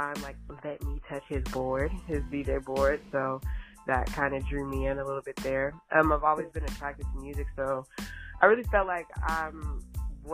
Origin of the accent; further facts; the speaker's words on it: Charlotte, North Carolina, United States; moved away as an adult; now in Oakland, United States; I was born in Oakland, raised in Charlotte, North Carolina, up until like getting out of high school, graduated and moved back to Oakland